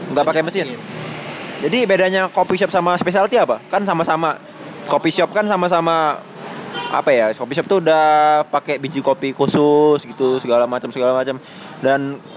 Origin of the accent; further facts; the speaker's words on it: Palembang, South Sumatra, Indonesia; saya tuh dari kecil kan di Palembang nih dari kecil di Palembang